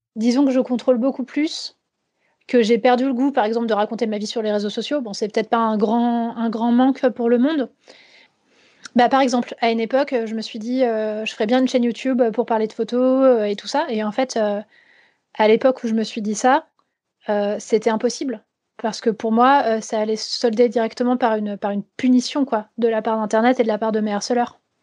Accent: Vosges, Grand Est, France; moved away; j'ai grandi dans les Vosges

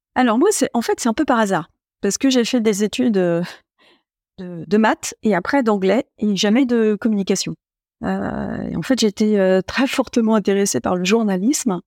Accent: Troyes, Grand Est, France; also born or lived in Épernay; j'étais originaire de Troyes

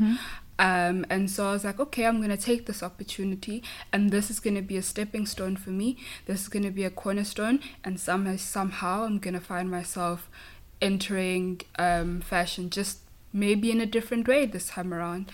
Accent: KwaZulu-Natal, South Africa; first language Zulu; English is a second language; moved away as an adult; now in San Francisco, United States; I come from a small town in South Africa um, in a province called KwaZulu Natal

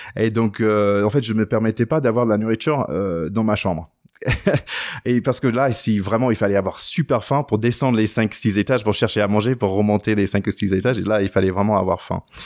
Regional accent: United States; en tant qu'Américain

